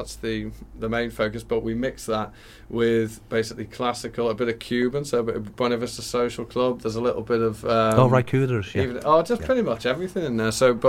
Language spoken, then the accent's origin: English; the Wirral, North West England, United Kingdom; moved away as an adult; now in Liverpool, United Kingdom; I'm in Liverpool. I'm in Egbeth, but I'm actually from the Wirral originally.